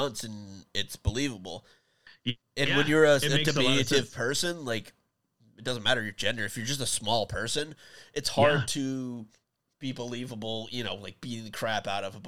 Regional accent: Iowa, United States; moved away; I grew up in Iowa

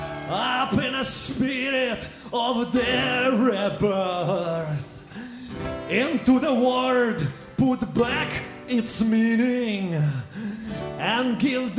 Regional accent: Ukraine; moved away; I'm from Ukraine

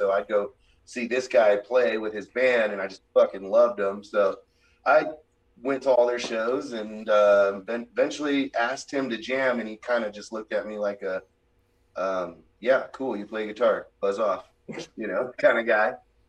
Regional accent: Salem, Oregon, United States; now in Southern Oregon, United States; lived in Southern Oregon for the last few years of my life. It was a hometown of mine when I was a kid, but I'm originally from Salem, the capital of Oregon.

